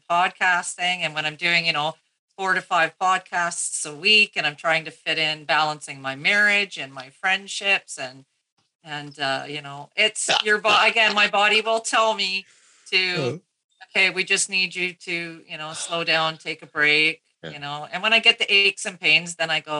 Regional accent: Canada; I'm Canadian

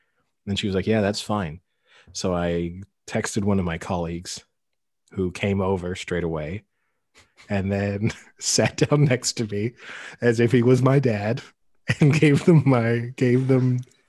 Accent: United Kingdom; also born or lived in France; So I gave her the town that I was born in outside of Paris. And then she said, and where are you from? Like, what's your nationality? And I was like, well, I'm British.

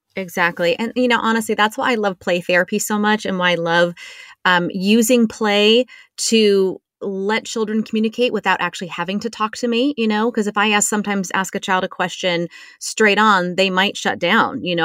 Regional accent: San Diego, California, United States; growing up in San Diego

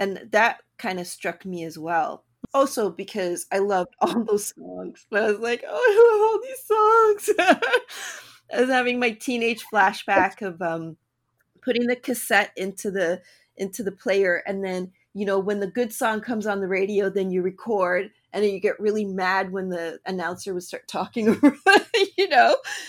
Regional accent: Canada; also born or lived in Toronto; I'm Canadian.

